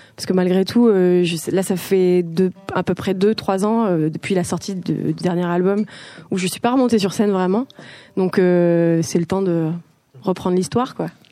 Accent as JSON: {"language": "French", "region": "south of France", "country": "France", "moved": "yes", "lives_now": "Paris, France", "said": "je viens du sud de la France et j'ai bougé à Paris pour continuer les beaux arts"}